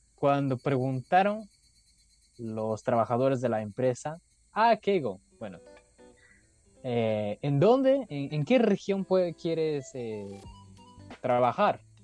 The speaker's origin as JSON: {"language": "Spanish", "region": "Saitama", "country": "Japan", "tie": "born or raised there", "second_language": "Spanish", "moved": "as an adult", "lives_now": "Hiroshima, Japan", "said": "Donde yo nací o donde yo estoy ahorita, Saitama, no tiene mar"}